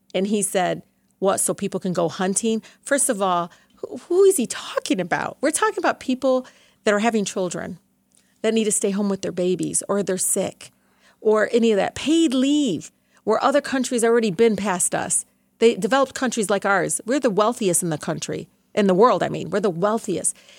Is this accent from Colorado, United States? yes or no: no; Detroit, Michigan, United States; growing up in Southwest Detroit, I, you know, I was like the third parent